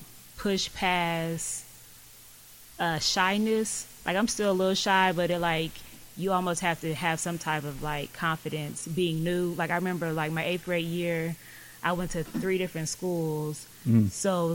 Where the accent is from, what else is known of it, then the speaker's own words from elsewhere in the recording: Lawton, Oklahoma, United States; also born or lived in South Carolina / Hawaii / Florida; now in Oklahoma City, United States; I grew up as an Army brat, so like I was born in South Carolina, lived in Hawaii, Florida, but I was raised in Lawton, and then I moved up here like 8th grade to the city.